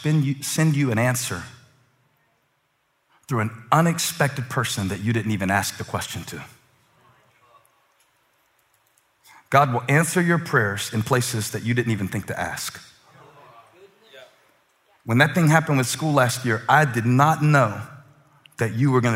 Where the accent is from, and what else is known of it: Moncks Corner, South Carolina, United States; born or raised there; now in Charlotte, United States